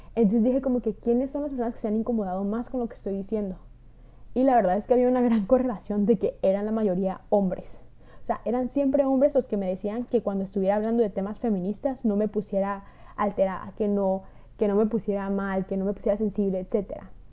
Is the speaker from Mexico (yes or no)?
yes; Mexico; de México